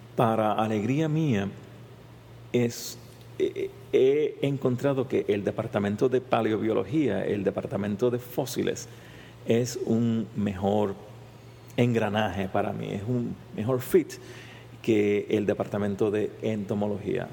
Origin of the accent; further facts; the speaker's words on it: San Juan, Puerto Rico; first language Spanish; moved away as an adult; also born or lived in Berkeley, California; yo soy un científico puertorriqueño, nacido y criado en San Juan, Puerto Rico